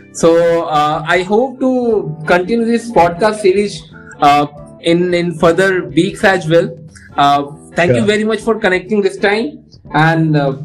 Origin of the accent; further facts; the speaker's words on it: Patna, Bihar, India; my hometown Patna